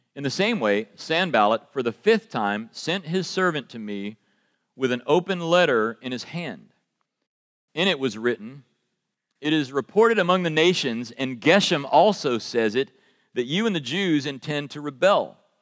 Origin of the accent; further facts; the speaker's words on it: United States; accent: American; my American accent